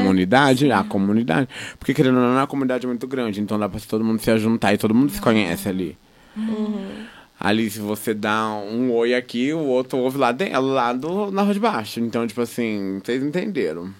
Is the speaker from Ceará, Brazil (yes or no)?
no; Londrina, Paraná, Brazil; eu sou da Brataque